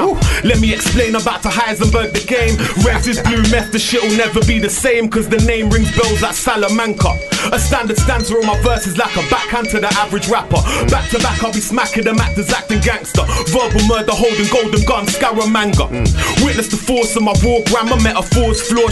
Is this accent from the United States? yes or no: no; London, United Kingdom; also born or lived in Iran; I was born in Iran but raised in them London estates.